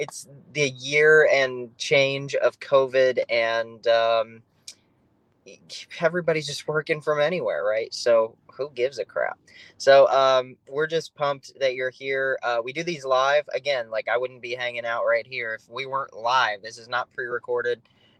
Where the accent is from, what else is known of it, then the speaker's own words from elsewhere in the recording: South Dakota, United States; now in Phoenix, United States; I'm from South Dakota. My wife's from North Dakota. Love the Dakotas.